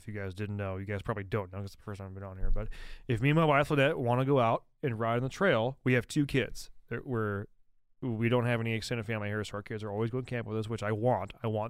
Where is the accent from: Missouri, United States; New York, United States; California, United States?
New York, United States; Like, no, I'm from upstate New York.